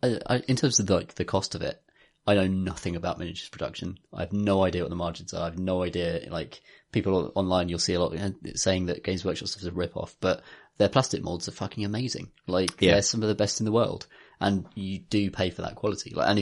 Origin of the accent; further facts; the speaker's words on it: Birmingham, West Midlands, United Kingdom; moved away; I'm from Birmingham.